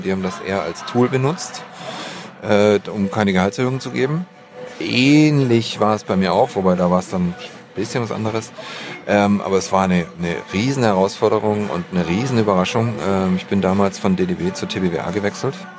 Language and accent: German; Stuttgart, Baden-Württemberg, Germany; moved away as an adult; also born or lived in Marbach am Neckar; now in Düsseldorf, Germany; ursprünglich Schwabe, Stuttgart, geboren in Schillers Geburtsstadt Marbach